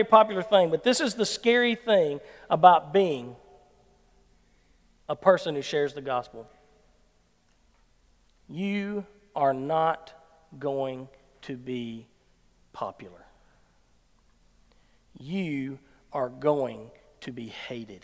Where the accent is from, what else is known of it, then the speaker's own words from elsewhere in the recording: Dorsey, Mississippi, United States; I'm from Dorsey